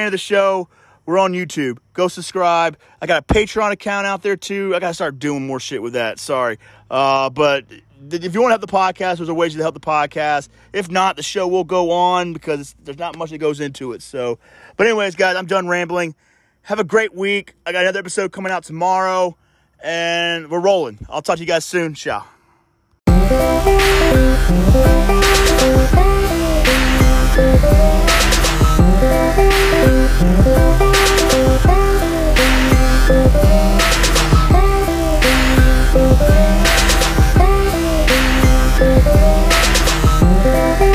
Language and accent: English; Panama City, Florida, United States; I'm from the Panhandle. I'm from Panama City, Florida